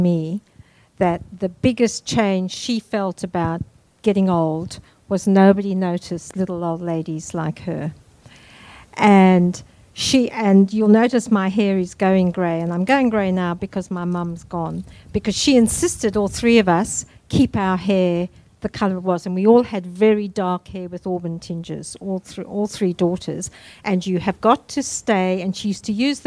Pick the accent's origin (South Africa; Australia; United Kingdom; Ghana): South Africa; I'm South African, so I came into the world with an alpha view because of my heritage